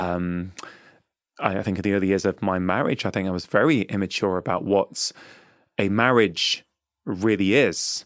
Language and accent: English; England, United Kingdom; I was born and brought up in England